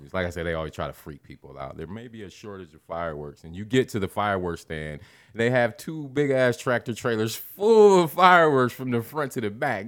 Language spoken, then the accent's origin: English; Midwest, United States; We're from the Midwest.